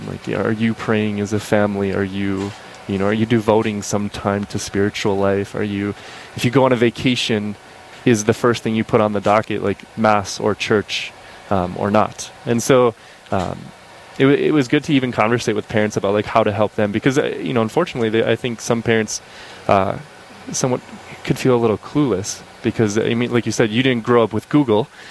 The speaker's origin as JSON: {"language": "English", "town": "Crookston", "region": "Minnesota", "country": "United States", "tie": "born or raised there", "moved": "yes", "lives_now": "Fargo, United States", "said": "I grew up in Crookston, Minnesota"}